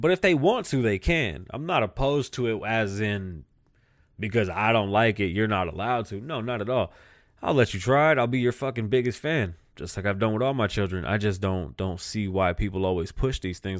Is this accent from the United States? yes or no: yes; United States; I'm American.